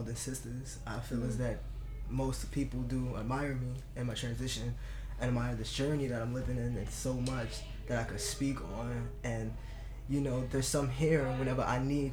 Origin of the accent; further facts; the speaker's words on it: Jersey City, New Jersey, United States; now in Bayonne, United States; I was born and raised in Jersey City, and now live in Bayonne.